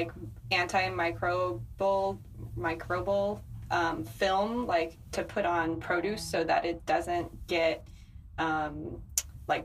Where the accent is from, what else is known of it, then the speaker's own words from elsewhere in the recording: California, United States; now in New York, United States; I'm from California